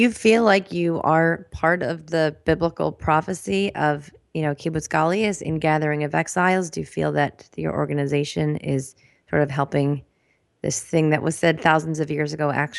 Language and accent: English; United States; the way that I grew up Jewishly in America, sort of proud to be Jewish, but kind of like don't let things get too serious here, kind of Jewish.